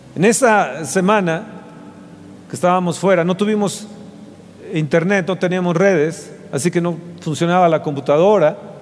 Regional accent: Mexico; soy de México, soy de México

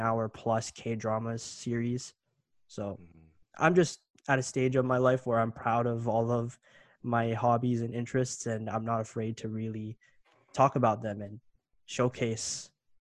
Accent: Canada; I grew up here in Canada

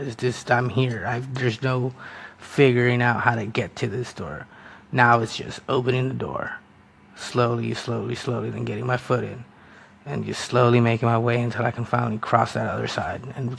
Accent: United States; first language Spanish; English is a second language; I'm a first-generation American. My parents were Salvadoran immigrants who came here

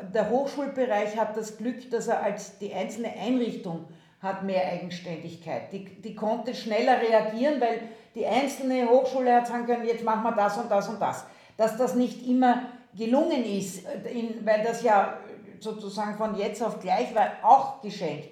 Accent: Austria; moved away as an adult; now in Germany; ursprünglich komme ich aus Österreich, das hört man

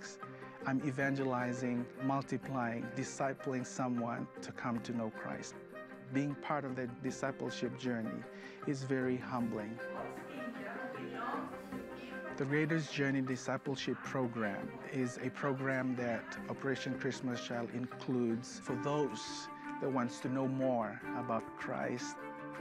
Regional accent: Fiji; moved away; I'm originally from the Fiji Islands.

